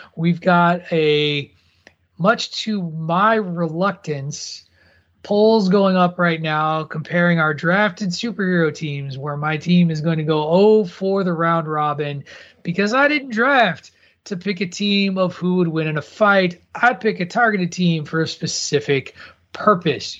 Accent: Midwest, United States; as a kid growing up in the Midwest

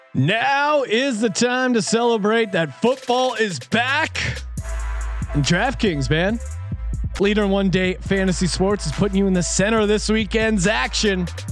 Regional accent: Bethlehem, Pennsylvania, United States; my hometown, Bethlehem, Pennsylvania

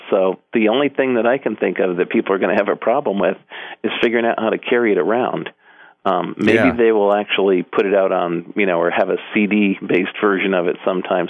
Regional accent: Hartford, Connecticut, United States; moved away as an adult; also born or lived in Norwalk, Connecticut / Boston / Seattle; now in Portland, United States; I originally was born in Norwalk, but I lived most of my life around the Hartford area.

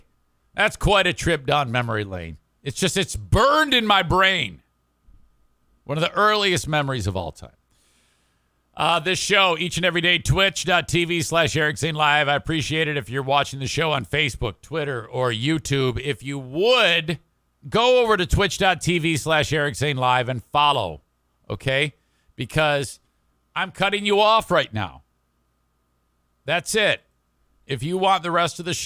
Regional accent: Warren, United States; at my mom and dad's house, at our house in Warren, City of Warren.

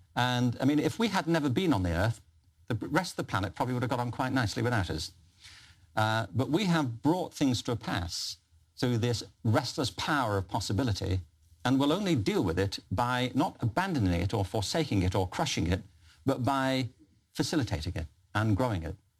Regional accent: Liverpool, North West England, United Kingdom; I'm from Liverpool

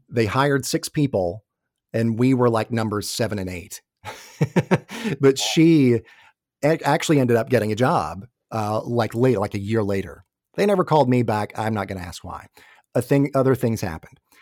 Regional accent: Atlanta, Georgia, United States; moved away as an adult; also born or lived in New York / New Jersey; I grew up in the Atlanta area, my family's all here.

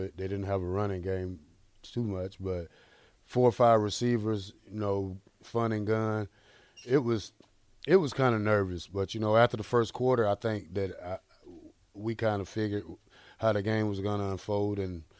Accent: Georgia, United States; moved away as an adult; also born or lived in Nebraska; I'm from Georgia.

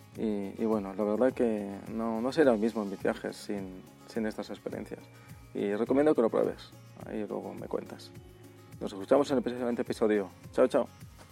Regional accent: Barcelona, Catalonia, Spain; now in São Paulo, Brazil; Barcelona, por ejemplo, que es de donde soy

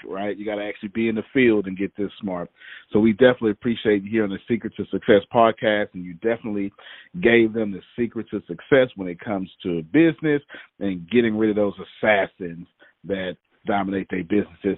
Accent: Texas, United States; I'm from Texas, right? I'm in Texas doing this here

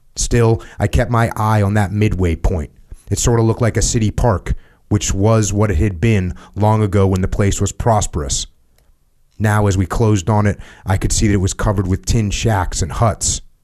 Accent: Connecticut and Maine, New England, United States; moved away; I grew up in Connecticut and Maine

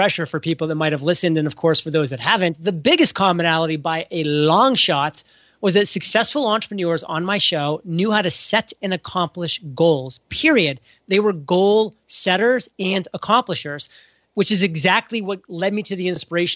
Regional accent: New England, United States; I'm from New England

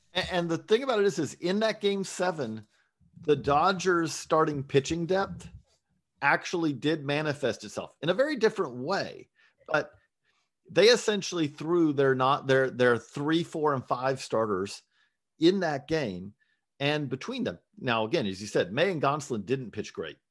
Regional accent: Georgia, United States; I grew up in Georgia

